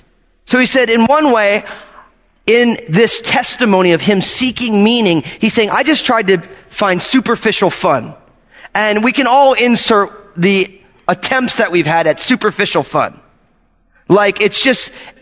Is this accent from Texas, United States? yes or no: no; outside of New York, United States; moved away; also born or lived in San Francisco Bay Area; growing up outside of New York